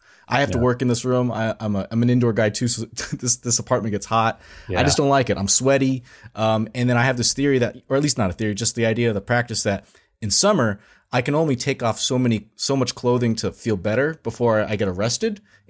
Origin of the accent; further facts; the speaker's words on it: California Bay Area, United States; moved away; a person who's from the California Bay Area, we're not from SoCal